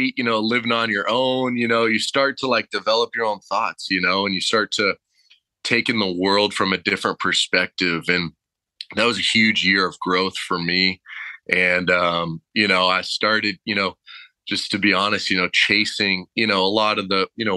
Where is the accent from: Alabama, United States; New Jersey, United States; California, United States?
California, United States; Temecula; coming from Southern California, born and raised, growing up in Temecula